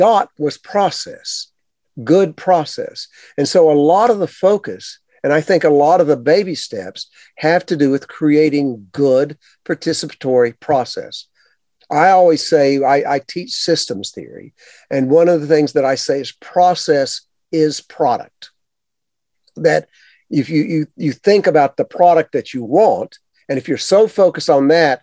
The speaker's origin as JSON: {"language": "English", "region": "the South", "country": "United States", "tie": "born or raised there", "said": "I grew up in the South"}